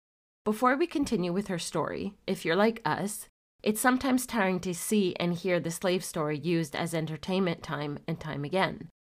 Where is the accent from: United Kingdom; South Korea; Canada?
Canada; the fact that we are Canadian